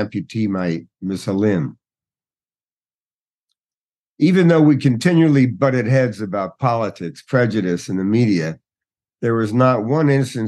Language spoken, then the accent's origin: English; Newark, New Jersey, United States; I grew up in Newark, New Jersey